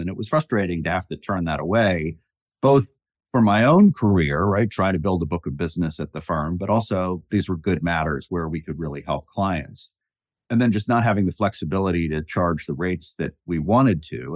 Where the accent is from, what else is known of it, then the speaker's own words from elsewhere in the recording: Fredericksburg, Virginia, United States; I grew up in Fredericksburg, Virginia, about an hour south of D C